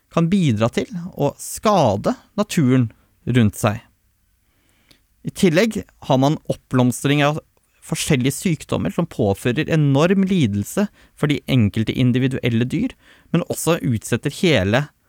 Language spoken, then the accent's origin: Norwegian; Tolga, Innlandet, Norway; Jeg er oppvokst i Østerdalen og Glåmdalsregionen